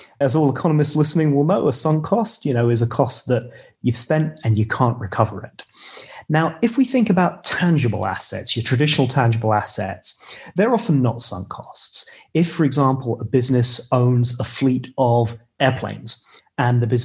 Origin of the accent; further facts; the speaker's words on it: United Kingdom; as a British person